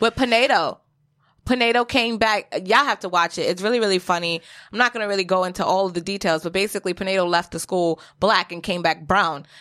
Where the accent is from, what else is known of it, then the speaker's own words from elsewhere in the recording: Jamaica; I am also Jamaican